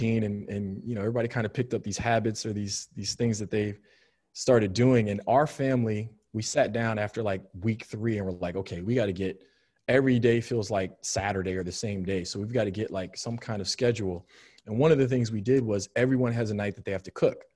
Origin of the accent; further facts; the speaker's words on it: just outside of Chicago, Illinois, United States; moved away as an adult; also born or lived in Cleveland, United States; now in Orlando, United States; I grew up just outside of Chicago